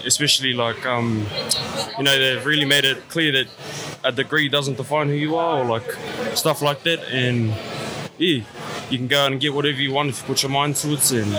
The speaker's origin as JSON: {"language": "English", "country": "New Zealand", "said": "from Te Araro, head boy of Te Waho o Rere Kohu"}